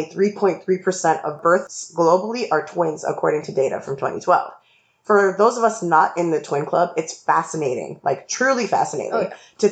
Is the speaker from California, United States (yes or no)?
no; New York, United States; as a New Yorker